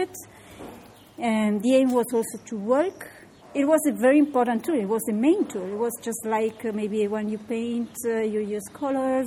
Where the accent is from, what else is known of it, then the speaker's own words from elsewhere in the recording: Sardinia, Italy; I'm from Sardinia.